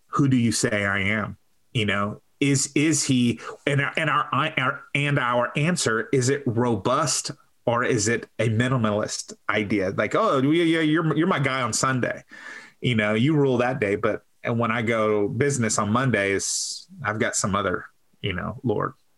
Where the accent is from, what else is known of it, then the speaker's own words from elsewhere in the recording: Texas, United States; I'm a Texan